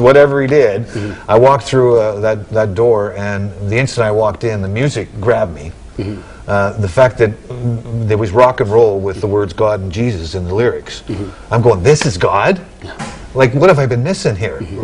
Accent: British Columbia, Canada; I'm a Canadian. I was born in British Columbia

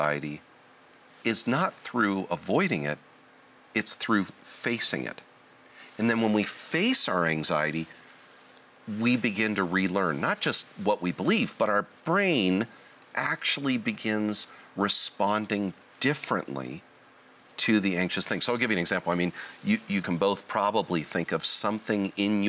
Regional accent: Southern California, United States; I was born and raised in Southern California

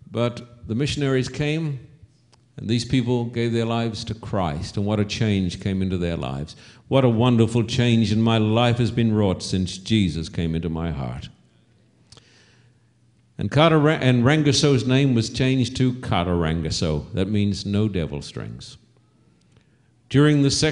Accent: Australia; When I was a boy growing up in Australia

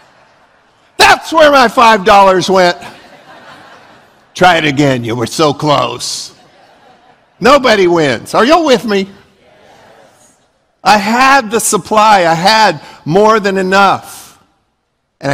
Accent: Leesburg, Florida, United States; I grew up in Leesburg

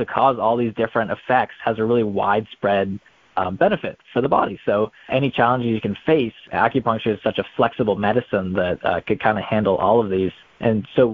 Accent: Raleigh, North Carolina, United States; moved away as an adult; also born or lived in Florida; I am originally from Raleigh, North Carolina

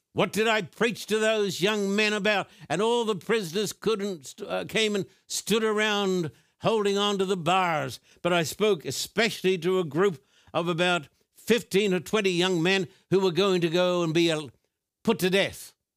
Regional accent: Brisbane, Queensland, Australia; When I was a boy growing up in Brisbane, Queensland, Australia

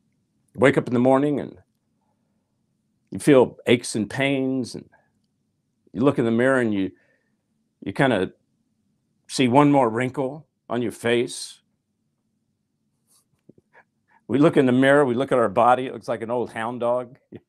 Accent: Nashville, Tennessee, United States; I'm from Nashville. I was a songwriter.

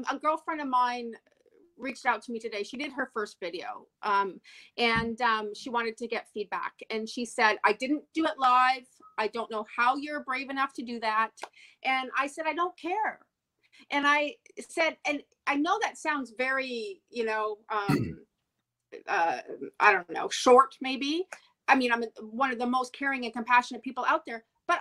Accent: Montreal, Quebec, Canada; I'm from Montreal.

